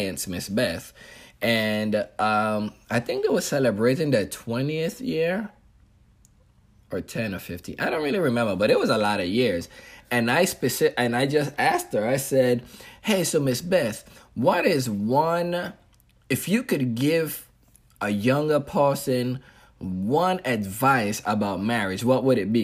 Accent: U.S. Virgin Islands; I grew up on St. Thomas, but the culture itself was a Hispanic culture because my family from Dominican Republic.

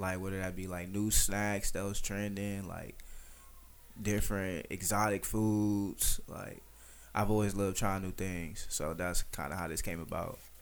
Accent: Detroit, Michigan, United States; I'm from Detroit

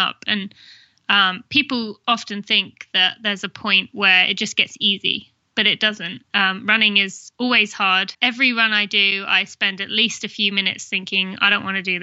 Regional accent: England, United Kingdom; accent: British; also born or lived in Indiana, United States / California, United States / Michigan, United States / Philadelphia, United States; now in Lexington, United States; which people could probably tell from my accent, which is Great Britain. I'm from England.

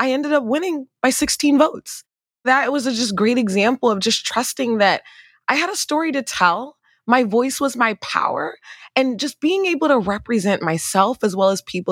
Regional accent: Riverdale, Maryland, United States; also born or lived in Nigeria; We lived in a one-bedroom apartment in Prince George's County over in Riverdale

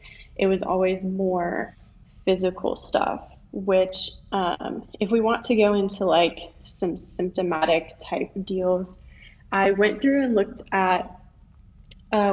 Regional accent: Live Oak, Florida, United States; I'm from Live Oak, Florida. It's a really, really small town, very conservative, agricultural based, went to a really small high school

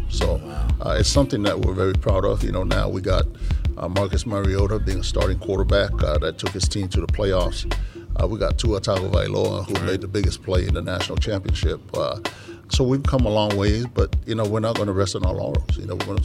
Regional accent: American Samoa; now in United States; when I grew up in Samoa

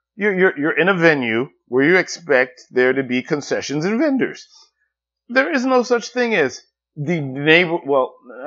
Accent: New York City, New York, United States; I grew up in Brooklyn.

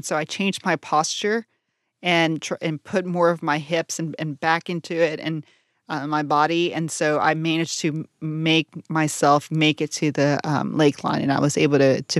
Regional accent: Brownsville, Texas, United States; I grew up at South in Brownsville, deep South Texas.

